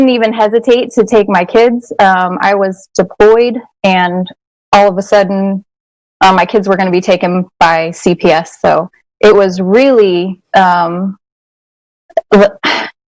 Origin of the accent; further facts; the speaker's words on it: San Diego, California, United States; I grew up in San Diego